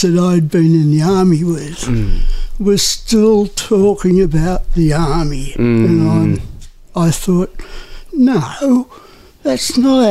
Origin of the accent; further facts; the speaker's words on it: Newcastle, New South Wales, Australia; also born or lived in Merewether / England; No, I was born in Newcastle, in town